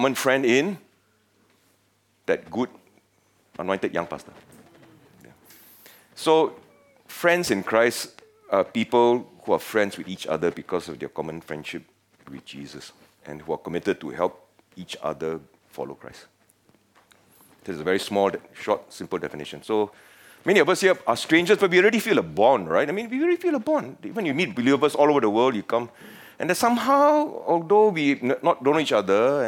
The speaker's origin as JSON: {"language": "English", "region": "Penang", "country": "Malaysia", "moved": "yes", "lives_now": "Singapore", "said": "I come from Penang, the best state in Malaysia"}